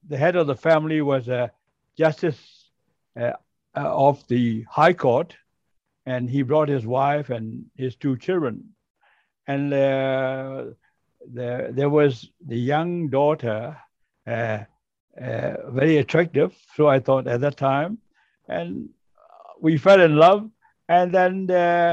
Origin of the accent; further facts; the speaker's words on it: Myanmar; moved away as an adult; also born or lived in Singapore; the first Burmese harbor pilot in the port of Rangoon